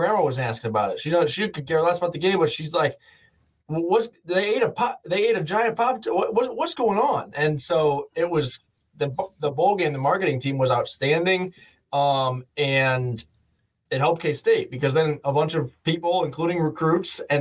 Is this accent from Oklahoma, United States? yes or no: no; Illinois, United States; moved away; my hometown in Illinois